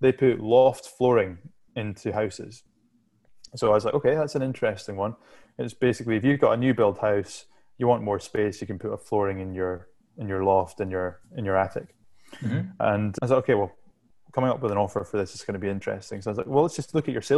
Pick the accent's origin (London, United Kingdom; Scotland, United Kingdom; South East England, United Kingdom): Scotland, United Kingdom; Shetland Islands; I'm from the Shetland Islands, which is go to Scotland and then go as far north as you possibly can in Scotland